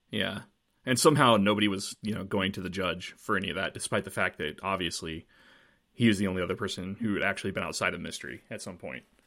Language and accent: English; Paola, Kansas, United States; we grew up in Paola, Kansas